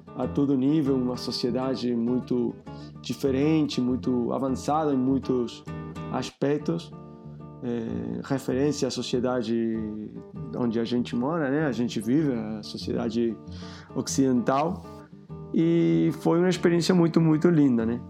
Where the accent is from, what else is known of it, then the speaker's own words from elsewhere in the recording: Uruguay; Portuguese is a second language; moved away as an adult; also born or lived in Barcelona, Spain; now in Rio de Janeiro, Brazil; Eu sou uruguaio, mas eu morei muitos anos lá em Barcelona, né? 15 anos